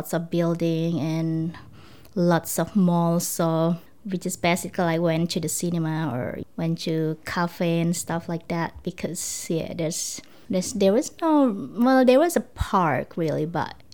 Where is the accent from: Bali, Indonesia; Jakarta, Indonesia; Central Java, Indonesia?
Jakarta, Indonesia; moved away as an adult; now in Devonport, Australia; Come from Indonesia, and I was born in Jakarta